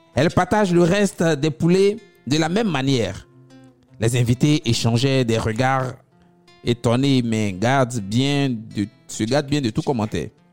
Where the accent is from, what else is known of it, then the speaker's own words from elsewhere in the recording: Abidjan, Côte d’Ivoire; chez nous à Abidjan